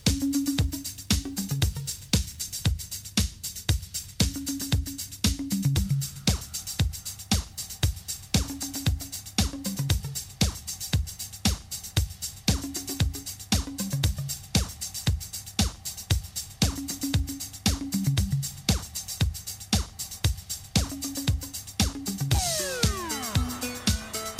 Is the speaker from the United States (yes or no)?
no; Ireland; I was actually being an Irish …